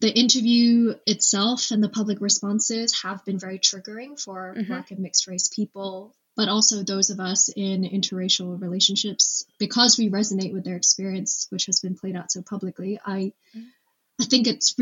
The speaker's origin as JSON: {"language": "English", "country": "Hong Kong", "tie": "born or raised there", "moved": "as an adult", "lives_now": "United Kingdom", "said": "growing up in Hong Kong"}